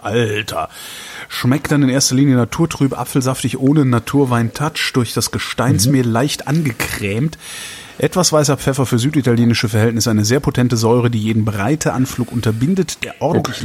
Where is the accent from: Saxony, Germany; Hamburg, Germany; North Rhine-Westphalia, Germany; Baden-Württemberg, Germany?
North Rhine-Westphalia, Germany; Cologne; now in Berlin, Germany; Köln ist meine Heimat